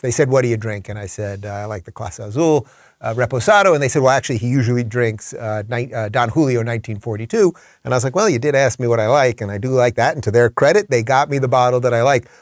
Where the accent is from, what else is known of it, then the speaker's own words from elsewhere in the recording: Northeast, United States; moved away as an adult; also born or lived in Los Angeles; I'm from the Northeast